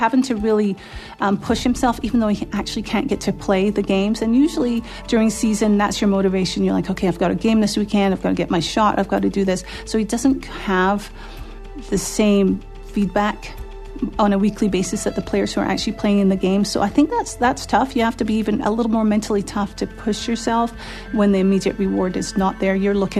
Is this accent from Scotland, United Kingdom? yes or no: yes; Glasgow, Scotland, United Kingdom; also born or lived in London; I was born in London. But a few months later, we moved up to Glasgow, to Scotland. And that's where I actually grew up my whole life.